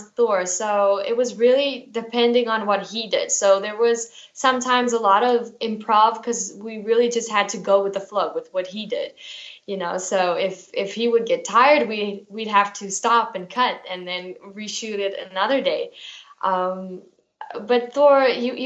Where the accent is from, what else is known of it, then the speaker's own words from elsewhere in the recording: South Africa; I am South African. I live in South Africa